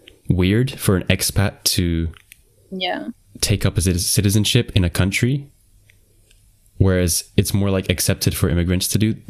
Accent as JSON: {"language": "English", "country": "Qatar", "tie": "born or raised there", "said": "So I grew up in Qatar, and if I try and like put myself in your shoes thinking like I want the citizenship of the country that I grew up in because I'm familiar with it"}